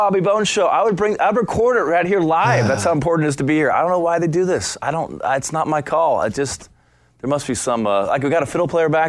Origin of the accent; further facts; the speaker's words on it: Arizona, United States; now in Nashville, United States; I like Nashville. I'm from Arizona. I prefer the West